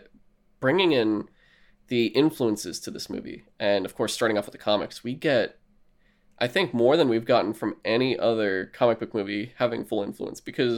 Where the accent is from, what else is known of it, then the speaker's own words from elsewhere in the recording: New York, United States; I don't know why I'm from New York, but this is how it's going to be.